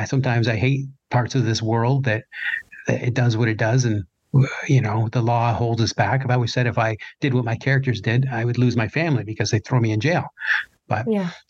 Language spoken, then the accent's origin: English; Canada; I'm Canadian